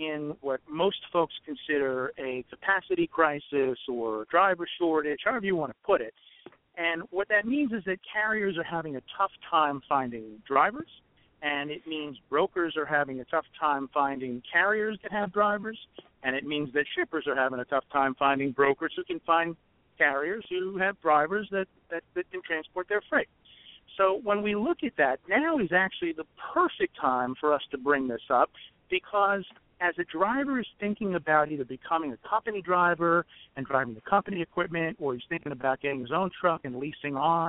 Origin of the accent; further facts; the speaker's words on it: New York, United States; I come from New York, and I used to be in law enforcement in New York